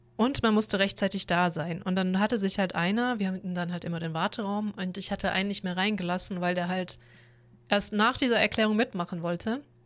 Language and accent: German; Southern Germany, Germany; wir im Süden generell sehr viel Industrie haben